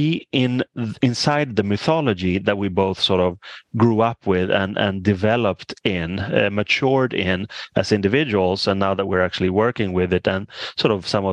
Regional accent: Stockholm, Stockholm County, Sweden; I grew up in Stockholm, which is the capital.

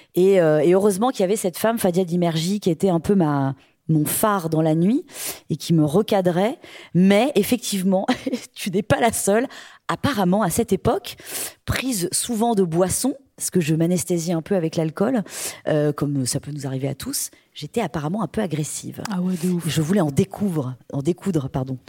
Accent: Brittany, France; Chez nous, dans notre religion un peu païenne, bretonne

